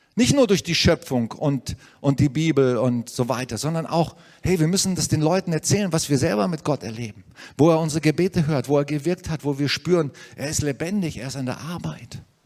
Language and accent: German; Germany; wir haben so ein Vorrecht hier als Deutsche